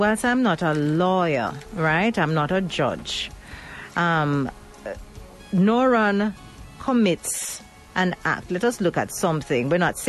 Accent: Jamaica; He's a Jamaican, I'm a Jamaican, and he was nothing like my prejudiced ideas.

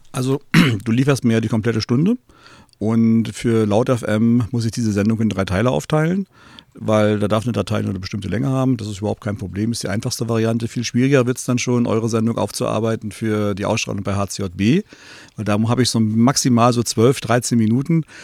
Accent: East Germany, Germany; als Ossi

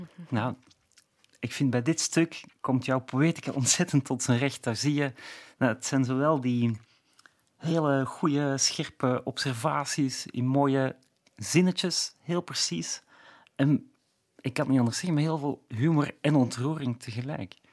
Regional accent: Flanders, Belgium; ik ben inderdaad misschien al te ver afgeweken of, of uitgeweken als Vlaming om het nog heel precies te kunnen zien.

